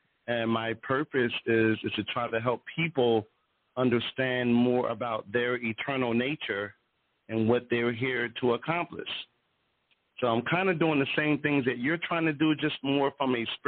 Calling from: Philadelphia, Pennsylvania, United States; I'm calling in from Philadelphia.

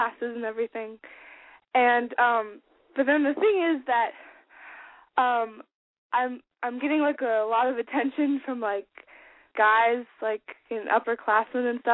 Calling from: Albany, California, United States; I'm calling from Albany, California

